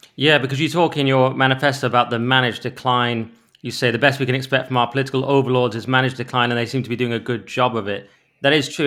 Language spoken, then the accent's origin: English; Cumbria, North West England, United Kingdom; I'm from Cumbria.